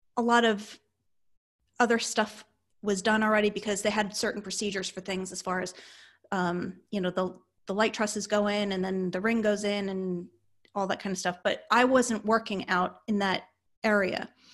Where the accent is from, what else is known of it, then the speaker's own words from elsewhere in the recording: Northeast, United States; moved away; I come from the Northeast